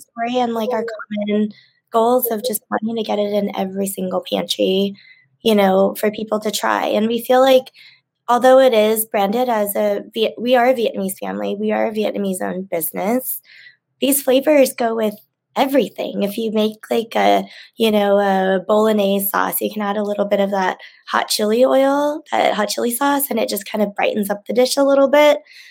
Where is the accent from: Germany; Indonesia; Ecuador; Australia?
Indonesia; born there; I was a refugee camp baby. So I was born in Indonesia.